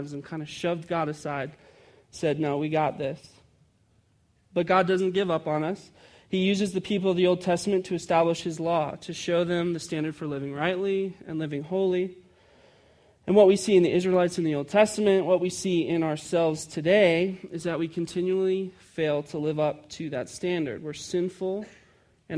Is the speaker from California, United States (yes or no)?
no; Chicago, Illinois, United States; I grew up in Chicago, and we got a day off in March because we celebrated Casimir Pulaski